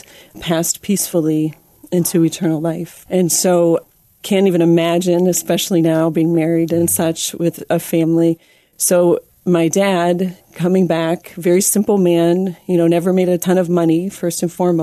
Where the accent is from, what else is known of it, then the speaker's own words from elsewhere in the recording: Erie, Pennsylvania, United States; now in Toledo, United States; I'm actually from Erie, Pennsylvania, and grew up in a family of 12